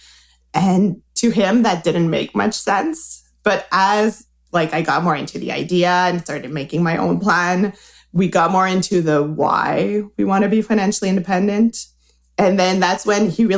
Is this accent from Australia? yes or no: no; Quebec, Canada; English is a second language; As you can hear, I'm from Quebec. I'm trying not to roll my R too much, but I'm from Quebec